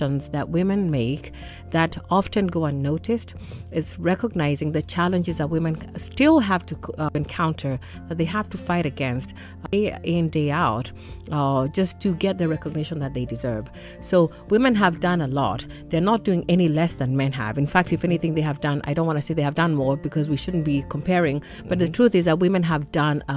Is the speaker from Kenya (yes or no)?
yes; Kenya; I'm from Kenya.